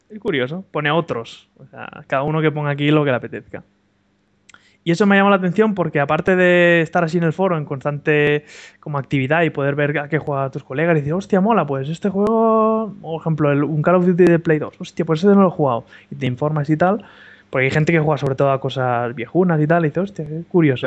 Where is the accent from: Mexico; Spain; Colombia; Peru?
Spain; Barcelona, Catalonia; also born or lived in Andorra; yo soy de Barcelona